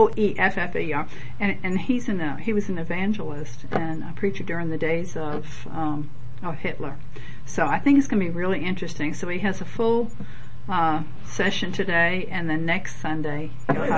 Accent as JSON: {"language": "English", "region": "New York", "country": "United States", "accent": "New York", "said": "my New York accent's coming out"}